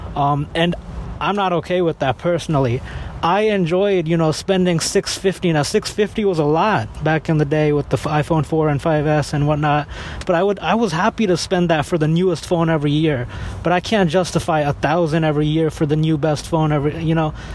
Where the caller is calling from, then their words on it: Miami, Florida, United States; I'm calling from Miami.